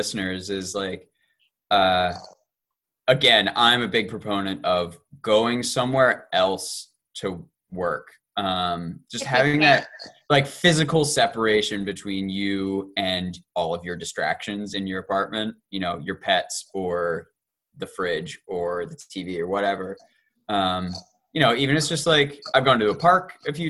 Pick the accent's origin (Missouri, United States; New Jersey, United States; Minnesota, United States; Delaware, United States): Delaware, United States; I grew up in Delaware, so my parents live nearby